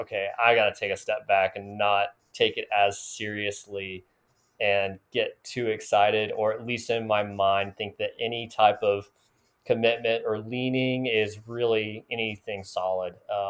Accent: North Carolina, United States; now in Oklahoma, United States; growing up in North Carolina

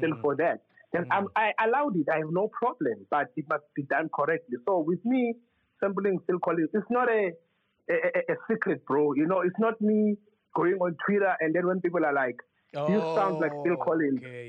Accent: South Africa; As South Africans

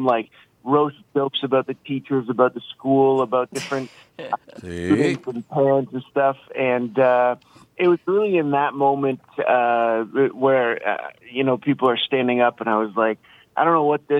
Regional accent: London, Ontario, Canada; London, Ontario, Canada

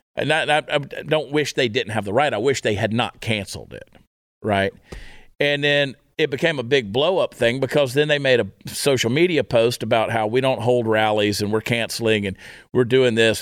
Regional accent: United States; as an American

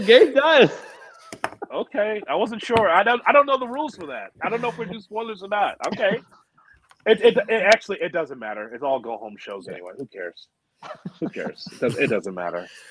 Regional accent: United States; I'm American.

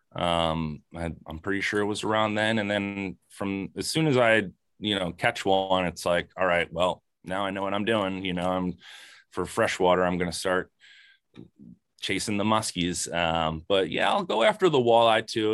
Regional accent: Lambertville, New Jersey, United States; I'm from Lambertville

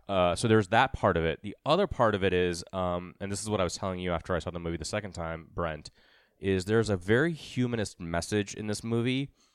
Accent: Mumbai, Maharashtra, India; moved away; I'm from Mumbai

